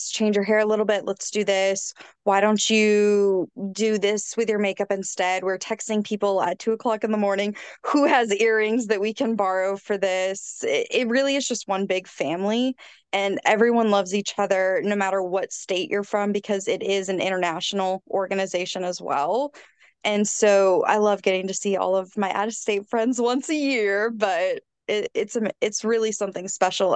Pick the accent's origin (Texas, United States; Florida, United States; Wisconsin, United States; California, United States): Texas, United States; College Station; I am from College Station, Texas